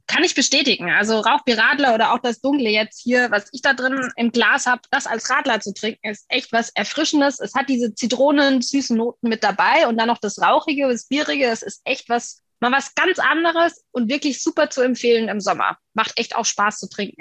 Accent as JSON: {"language": "German", "town": "Miltenberg", "region": "Bavaria", "country": "Germany", "tie": "born or raised there", "said": "aus meiner Heimat in Miltenberg."}